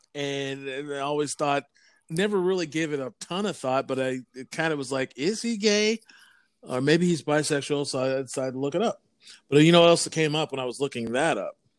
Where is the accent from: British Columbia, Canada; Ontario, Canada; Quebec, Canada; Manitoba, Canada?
British Columbia, Canada; Vancouver; growing up in Vancouver in the eighties